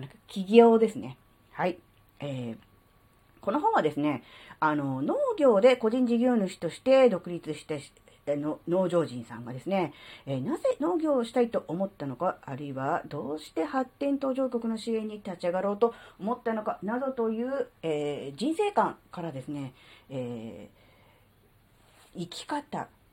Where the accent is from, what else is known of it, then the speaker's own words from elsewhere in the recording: Kanto, Japan; moved away as an adult; now in Tohoku, Japan; 関東生まれ、関東育ちの関東人です